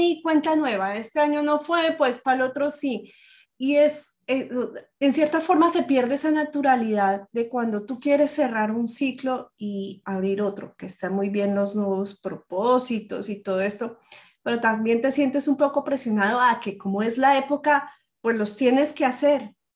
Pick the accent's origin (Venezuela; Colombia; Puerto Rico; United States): Colombia; moved away; soy colombiana